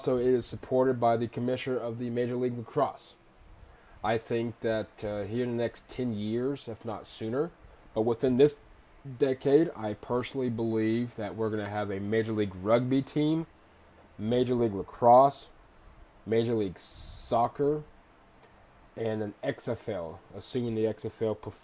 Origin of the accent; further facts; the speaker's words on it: Oklahoma City, Oklahoma, United States; also born or lived in Arizona / Kansas / Kentucky; I am from Oklahoma City, born and raised.